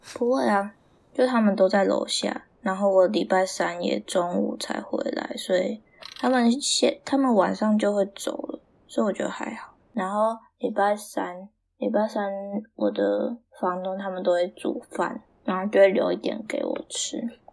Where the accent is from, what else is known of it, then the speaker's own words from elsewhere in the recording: Taiwan; moved away as an adult; now in Canada; 我台湾人